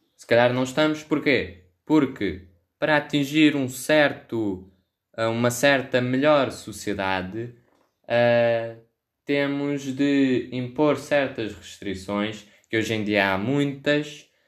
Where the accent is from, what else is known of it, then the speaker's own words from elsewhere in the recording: Ribatejo, Portugal; Sou do Ribatejo, uh, tenho vivência com isso